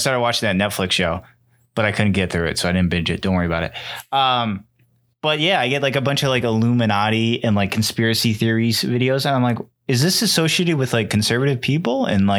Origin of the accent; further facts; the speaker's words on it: United States; I'm American.